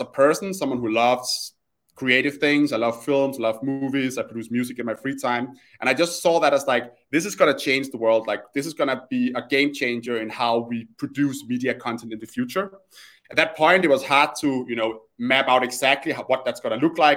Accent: Copenhagen, Capital Region of Denmark, Denmark; my background is I'm Danish. I grew up in Copenhagen

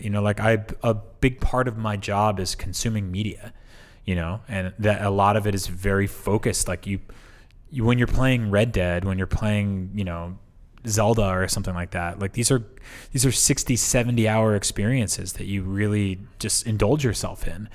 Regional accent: East Coast, United States; moved away; I'm from the East Coast

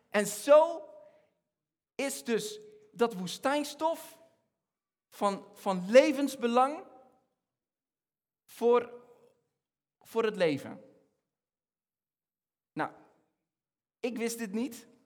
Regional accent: Egypt; moved away as an adult; now in Netherlands; ik ben, ik ben opgegroeid in Egypte. Eh, ik, van, mijn, van mijn zevende tot mijn achttiende heb ik in Egypte gewoond.

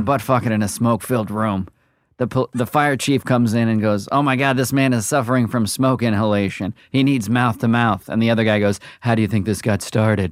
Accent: Portland, Oregon, United States; moved away; also born or lived in Charlestown; I grew up in Portland, Oregon

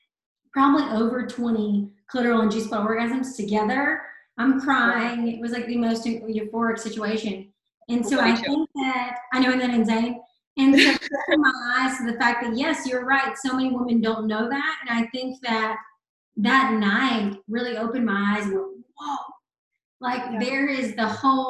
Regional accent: the South, United States; growing up in the South, being religious

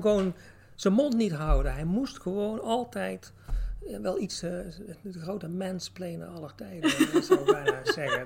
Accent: Tilburg, North Brabant, Netherlands; accent: Brabantse tongval; ik kom zelf uit Tilburg, dus ik vrij Brabantse tongval

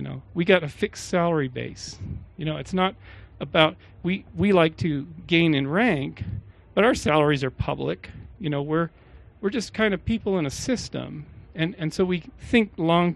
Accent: Canada; moved away as an adult; also born or lived in Czechoslovakia; now in United States; I was an immigrant from Canada

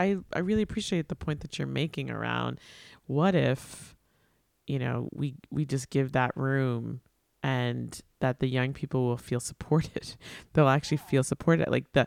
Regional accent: New York, United States; I grew up on Long Island, and I don't think people think I sound like I'm from Long Island.

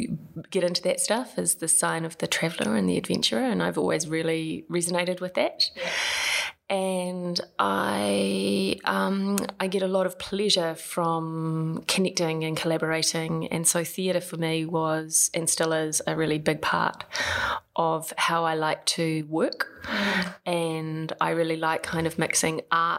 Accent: Palmerston North, Manawatū-Whanganui, New Zealand; moved away as an adult; also born or lived in Wellington / Melbourne / Japan / London; I hail from Palmerston North, apparently the shittest town in New Zealand.

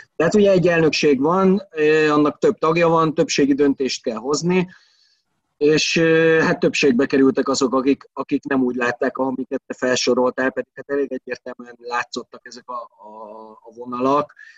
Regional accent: Veszprém, Veszprém County, Hungary; én ott nőttem fel a városba

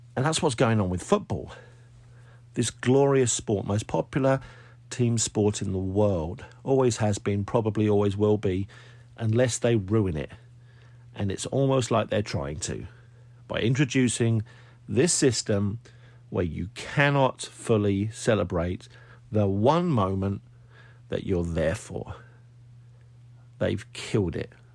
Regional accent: United Kingdom; now in United States; Being a Brit living over here

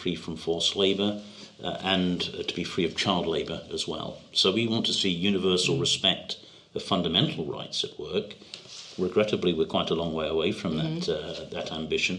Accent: United Kingdom; speaking as a Brit

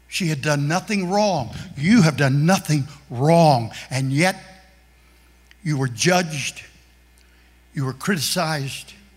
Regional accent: Kansas, United States; moved away as an adult; also born or lived in Philadelphia; I'm from Kansas, and I grew up in a, in a neighborhood that was just a one race neighborhood.

